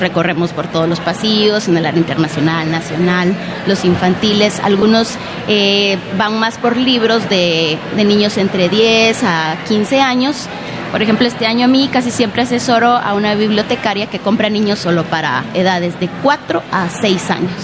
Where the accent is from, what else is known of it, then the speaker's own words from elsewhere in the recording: Guatemala; yo soy de Guatemala